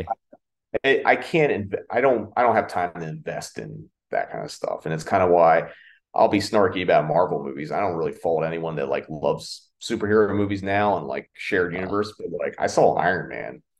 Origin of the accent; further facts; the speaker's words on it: Aberdeen, Maryland, United States; moved away as an adult; also born or lived in Havre de Grace, Maryland; now in Los Angeles, United States; growing up in Maryland